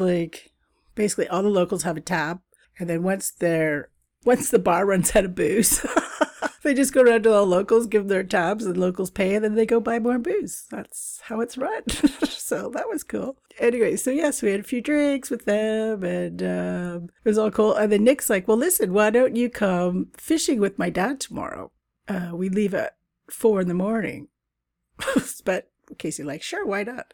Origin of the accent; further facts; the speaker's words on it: Canada; moved away; also born or lived in Britain; Canada, my fellow Canucks